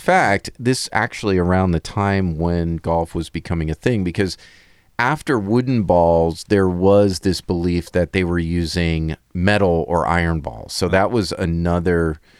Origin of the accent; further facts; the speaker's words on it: New York, United States; I'm from New York, so maybe it does come through a little.